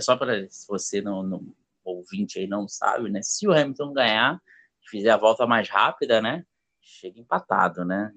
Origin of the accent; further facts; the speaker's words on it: Rio de Janeiro, Brazil; Sou do Rio de Janeiro